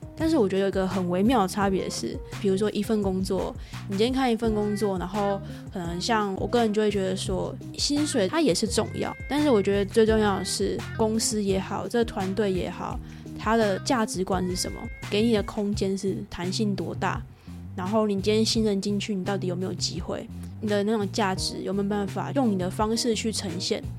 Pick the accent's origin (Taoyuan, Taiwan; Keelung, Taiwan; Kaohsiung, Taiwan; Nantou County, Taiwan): Kaohsiung, Taiwan; moved away; 我是高雄人，然后在，在屏东旁，旁边这样。 所以就算现在生活范围不在高雄